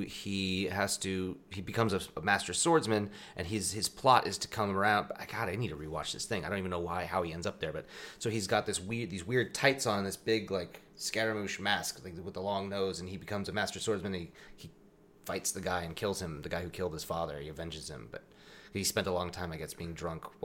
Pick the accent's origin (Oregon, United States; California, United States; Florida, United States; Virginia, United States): Oregon, United States; Eugene; I was born and raised in the Northwest